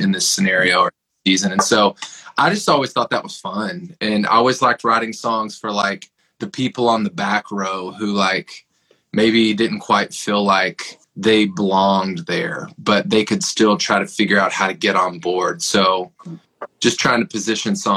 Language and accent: English; Tennessee, United States; So I grew up in Tennessee. My wife and I are both from a town about an hour outside of Nashville.